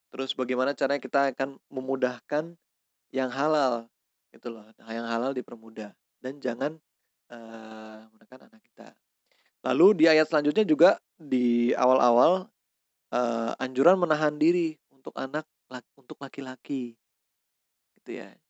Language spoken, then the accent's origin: Indonesian; West Java, Indonesia; Misalnya ada ras suku, gue dari Sunda